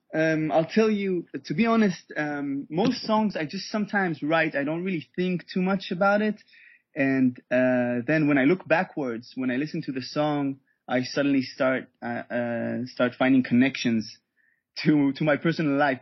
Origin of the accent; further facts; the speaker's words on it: Israel; also born or lived in Germany; I was born and raised in Israel